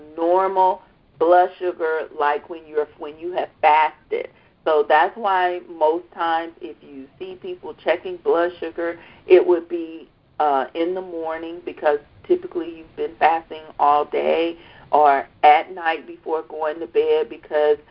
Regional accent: the South, United States; I'm from the South. I'm from the South

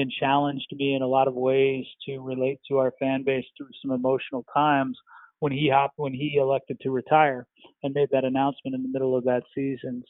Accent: Minnesota, United States; moved away as an adult; also born or lived in Virginia; I'm from the Midwest, grew up in Minnesota

